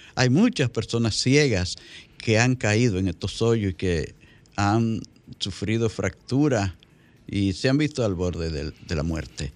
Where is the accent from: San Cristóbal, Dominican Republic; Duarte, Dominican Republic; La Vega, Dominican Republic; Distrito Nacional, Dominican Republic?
La Vega, Dominican Republic; allá en mi provincia, La Vega